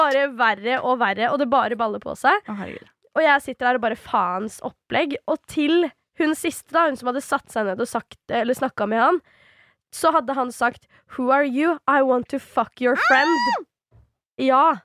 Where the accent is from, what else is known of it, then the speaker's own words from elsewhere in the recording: Svelvik, Buskerud, Norway; also born or lived in Drammen; nå er jo ikke jeg originalt fra Drammen heller, jeg er jo fra Svelvik